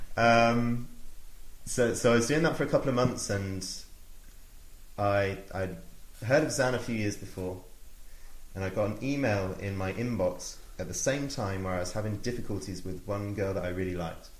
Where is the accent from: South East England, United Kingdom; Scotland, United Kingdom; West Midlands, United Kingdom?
South East England, United Kingdom; Oxford; I grew up in Oxford, went to school, went to university